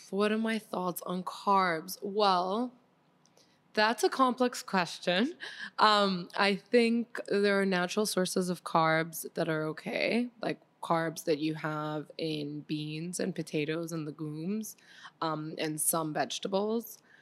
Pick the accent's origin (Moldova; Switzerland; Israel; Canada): Switzerland; moved away as an adult; now in Miami, United States; I grew up mostly in Switzerland